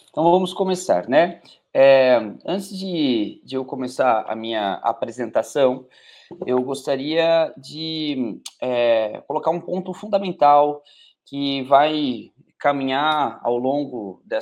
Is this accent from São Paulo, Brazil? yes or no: no; Teófilo Otoni, Minas Gerais, Brazil; Sou aqui de Teófilo Otoni, Nordeste de Minas, quase Bahia